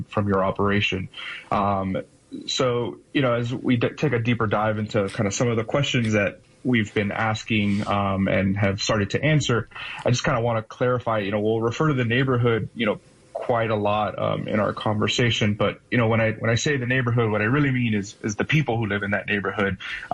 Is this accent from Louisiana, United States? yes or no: no; Miami, Florida, United States; moved away as an adult; now in Midwest, United States; I grew up in Miami, Florida, and my parents were first generation immigrants from Cuba